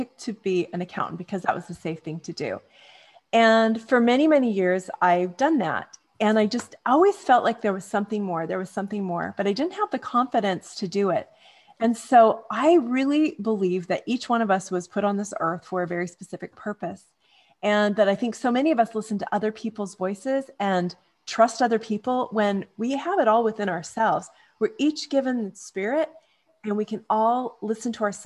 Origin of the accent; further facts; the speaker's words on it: Canada; also born or lived in California / Manhattan Beach / North Dallas, Texas; now in Dallas, United States; I grew up in Canada.